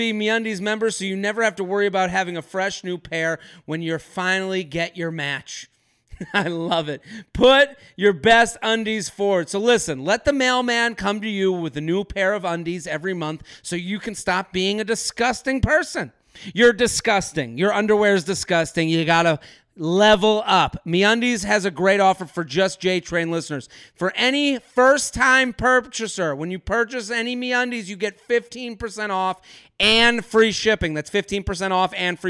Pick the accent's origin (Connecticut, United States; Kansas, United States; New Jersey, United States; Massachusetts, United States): Massachusetts, United States; Needham; moved away; I'm from Needham